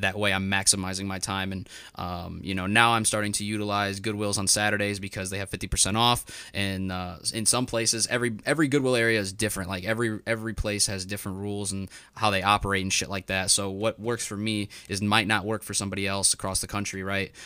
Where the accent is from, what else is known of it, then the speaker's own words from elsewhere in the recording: Northwest Indiana, United States; I'm from Northwest Indiana.